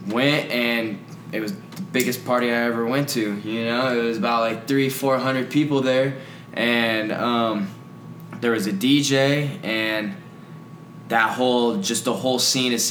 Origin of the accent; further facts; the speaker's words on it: Las Vegas, Nevada, United States; also born or lived in North Carolina; I'm born and raised in Vegas to start it all off. Been out here my whole life. Other than 2 years, I lived out in North Carolina.